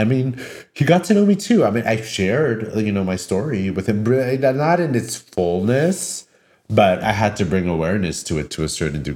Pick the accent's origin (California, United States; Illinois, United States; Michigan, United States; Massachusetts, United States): California, United States; Daly City; from the Bay Area originally, I grew up in Daly City, which is the first city south of San Francisco